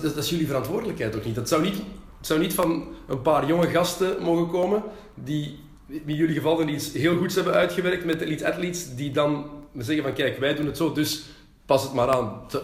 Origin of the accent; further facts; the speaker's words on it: Antwerp, Flanders, Belgium; we komen uit Antwerpen